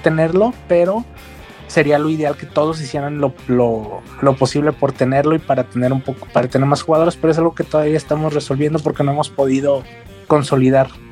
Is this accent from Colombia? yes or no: no; Mexico; como mexicano